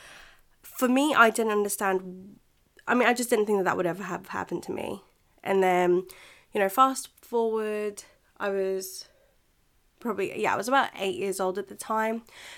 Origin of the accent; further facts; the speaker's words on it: Philippines; English is a second language; now in United Kingdom; So a lot of you voted for me to talk about what it's like being a Filipina here in the UK.